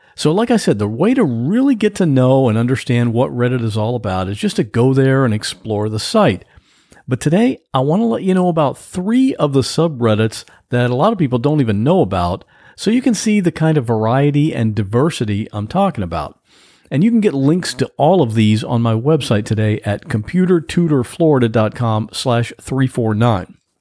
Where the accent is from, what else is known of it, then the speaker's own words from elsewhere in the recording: Ohio, United States; now in Florida, United States; I grew up in Ohio